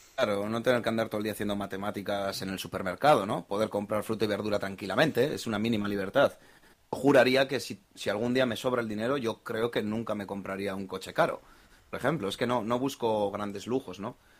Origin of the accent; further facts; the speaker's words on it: Bilbao, Basque Country, Spain; Soy de Bilbao